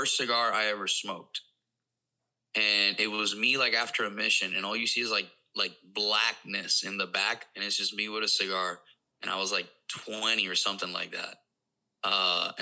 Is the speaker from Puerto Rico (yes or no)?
yes; Puerto Rico; first language Spanish; English is a second language; moved away as an adult; now in Missouri, United States; growing up in Puerto Rico